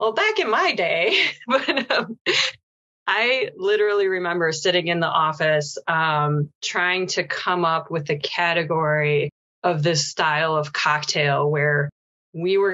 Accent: outside of Chicago, Illinois, United States; moved away as an adult; also born or lived in New York City; I grew up outside of Chicago

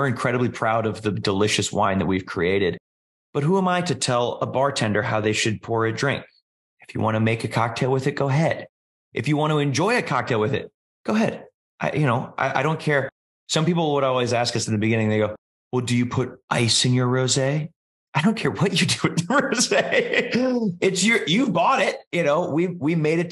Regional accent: New York, United States; we were the only two New Yorkers in South Bend, Indiana on athlete orientation day

